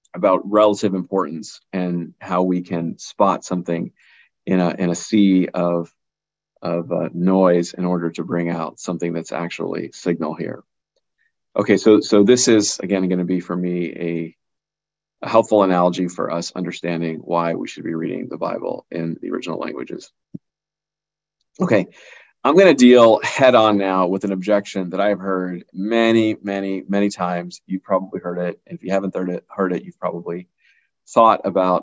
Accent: Boston, Massachusetts, United States; I was born in the United States. My parents come from an area in South India called Kerala

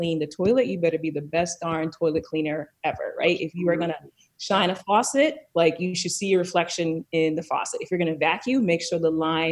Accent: Columbia, Maryland, United States; I was born and raised in Columbia, Maryland, which is a planned community right outside of DC, in a suburb of Baltimore City

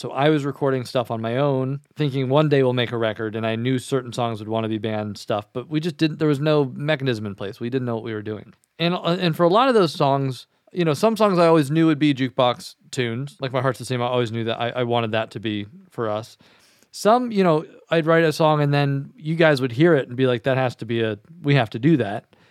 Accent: Kentucky, United States; I'm from Kentucky

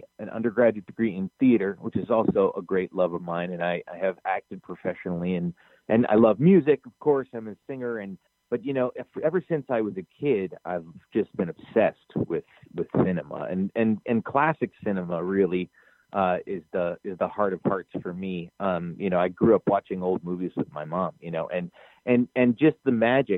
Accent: New Hampshire, United States; moved away as an adult; also born or lived in New York / Boston; now in Mankato, United States; I'm originally from New Hampshire, and I grew up in New Hampshire

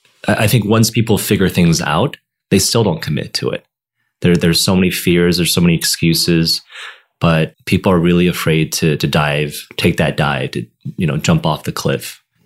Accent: Michigan, United States; I'm from Michigan.

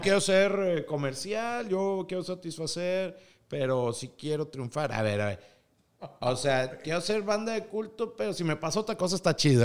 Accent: Piedras Negras, Coahuila, Mexico; Yo soy nacido en Piedras Negras, Coahuila

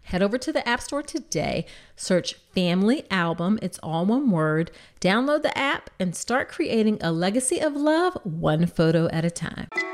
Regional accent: Hampton, Virginia, United States; We grew up in Hampton, Virginia

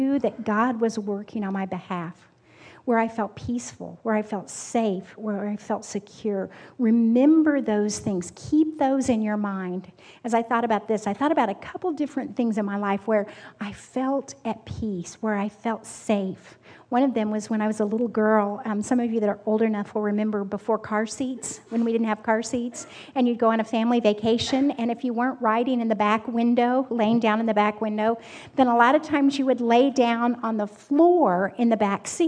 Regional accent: Kansas, United States; I'm from Kansas

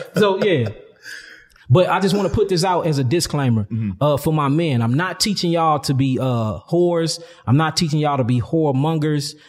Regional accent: St. Louis, Missouri, United States; I'm from St. Louis, one of the, the real murder capital yeah of the United States. I'm from, and I'm from the gutter. So, you know, growing up out there

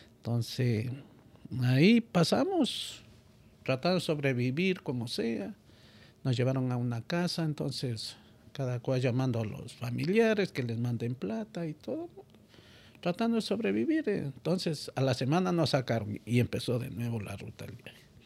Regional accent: Ecuador; moved away as an adult; now in United States; al venir de Ecuador para acá

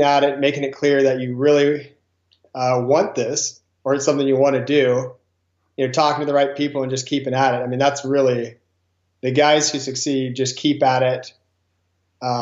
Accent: Grass Valley, California, United States; I grew up in Grass Valley, California.

